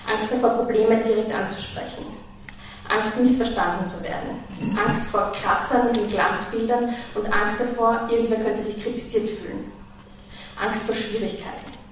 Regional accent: Vienna, Austria; moved away as an adult; now in Oslo, Norway; Ich bin in Wien aufgewachsen und mit 21 nach Oslo gezogen, wo ich als professionelle Musikschaffende sozialisiert wurde. Ich bin froh, dass ich aus Wien bin, viel verbindet mich mit dieser Stadt.

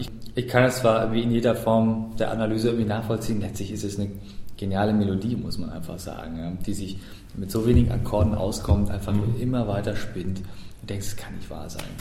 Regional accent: Germany; als Deutscher

